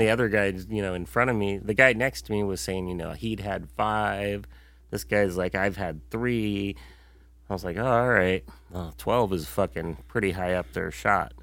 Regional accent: United States; we've been very fortunate living and growing up in the United States

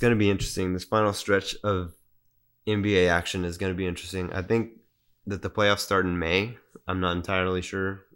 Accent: San Antonio, Texas, United States; growing up in Spurs City

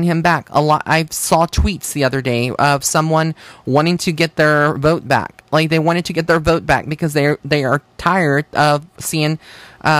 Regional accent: Texas, United States; as a Texan

